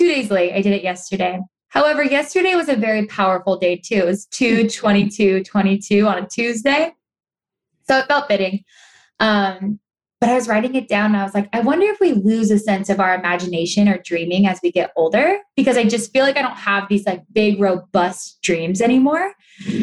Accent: Los Angeles, California, United States; I'm born and raised in Los Angeles

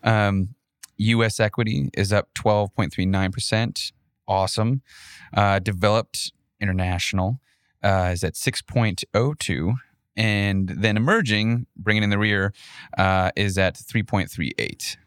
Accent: Minnesota, United States; moved away; I grew up in Minnesota

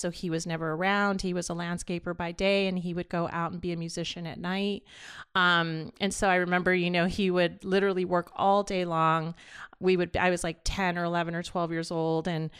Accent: Los Angeles, California, United States; born there; My story started here in LA, and I was born in East

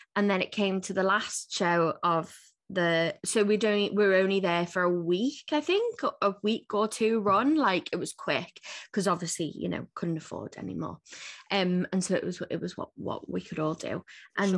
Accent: Liverpool, North West England, United Kingdom

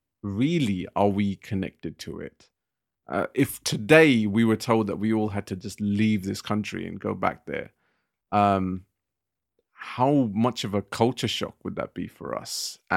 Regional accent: United Kingdom; because I'm British and you're British.

